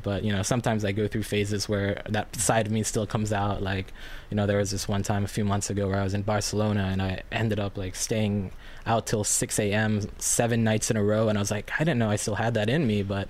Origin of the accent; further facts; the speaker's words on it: New York, United States; also born or lived in Philippines; So I was born in the Philippines in 1994, and 3 short years later, my family and I immigrated to New York, and that's kind of, I vaguely remember the Philippines, but I grew up with such a Filipino upbringing